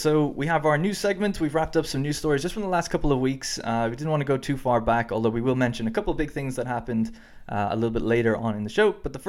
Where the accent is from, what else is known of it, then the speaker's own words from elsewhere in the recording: Ireland; now in United Kingdom; Because, you know, I grew up and lived in Ireland, and the road signs are actually different over here, and I think I've been in a car over here like 5 times ever.